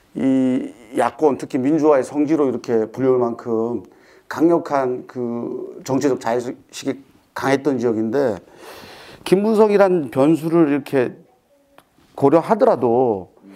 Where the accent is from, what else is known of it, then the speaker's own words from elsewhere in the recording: Busan, South Korea; 제가 사실 부산 사람으로서 오늘 광주에 와 있는데